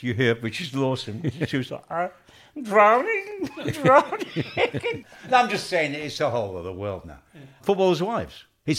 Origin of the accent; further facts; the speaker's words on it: Manchester, North West England, United Kingdom; I'm from Manchester.